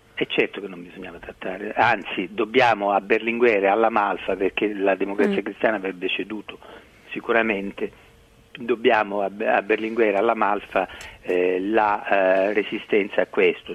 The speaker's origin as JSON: {"language": "Italian", "region": "Sicily", "country": "Italy", "tie": "born or raised there", "said": "sono siciliano eh, perché sono nato in Sicilia"}